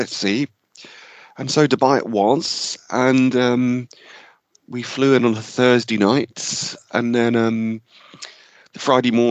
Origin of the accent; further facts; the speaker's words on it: a village just outside Cambridgeshire, East of England, United Kingdom; we all grew up in the same village, just outside Cambridgeshire